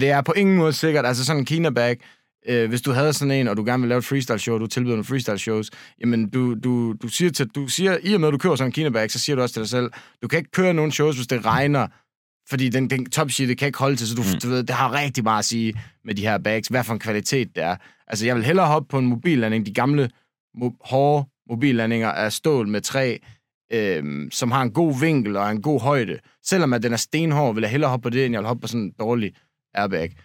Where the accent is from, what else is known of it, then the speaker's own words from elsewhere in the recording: Denmark; vi er de eneste danskere